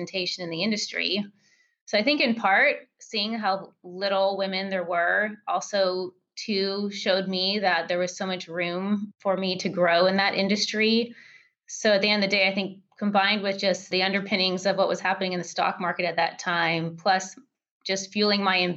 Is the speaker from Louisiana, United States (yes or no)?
no; California, United States; moved away as an adult; also born or lived in Seattle; my hometown in California